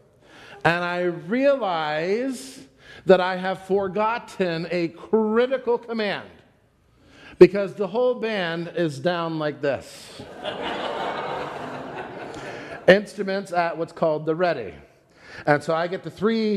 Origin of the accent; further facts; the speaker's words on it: Pennsylvania, United States; I'm from Pennsylvania